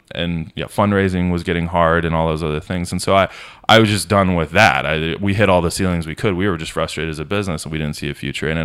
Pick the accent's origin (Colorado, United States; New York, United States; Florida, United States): Colorado, United States; Denver; moved away as an adult; also born or lived in Los Angeles / Orange County; I grew up in a master plan community outside of Denver, like South Denver metro area